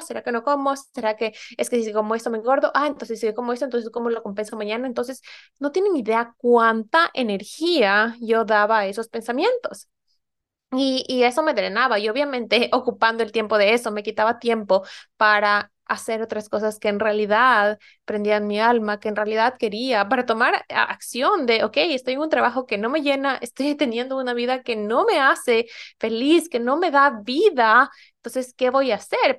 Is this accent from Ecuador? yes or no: yes; Ecuador; moved away as an adult; now in Norway; yo soy ecuatoriana y me mudé aquí hace ya casi ocho años